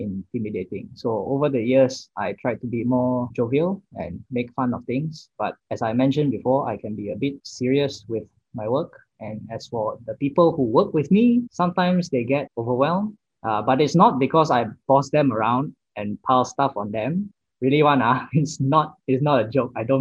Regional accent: Sungai Buloh, Selangor, Malaysia; also born or lived in Damansara Utama / Melbourne, Australia; I grew up in Sungai Buloh, but then I moved to Damansara Utama, where I am still situated

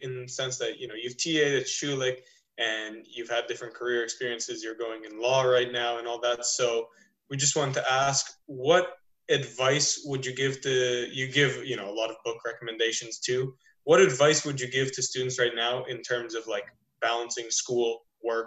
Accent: Romania; moved away; I'm Romanian, and whenever I go back home, I see kind of what's going on there, where my family grew up

